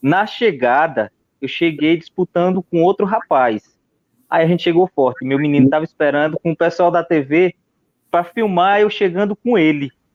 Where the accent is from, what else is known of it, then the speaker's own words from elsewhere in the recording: Santa Cruz do Capibaribe, Pernambuco, Brazil; sou aqui de Santa Cruz de Caparibe